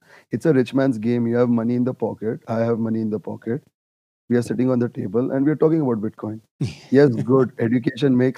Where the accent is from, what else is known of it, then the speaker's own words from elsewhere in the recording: India; I come from India. We worship gold